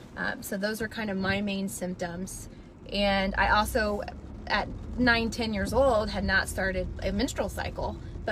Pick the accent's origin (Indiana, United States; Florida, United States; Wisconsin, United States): Indiana, United States; I am from Indiana.